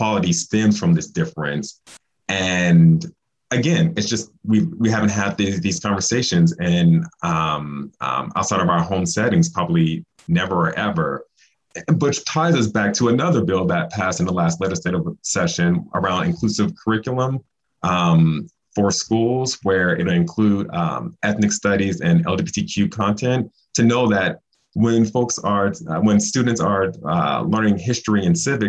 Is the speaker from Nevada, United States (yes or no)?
yes; Las Vegas, Nevada, United States; I am a Black guy born and raised in Las Vegas, Nevada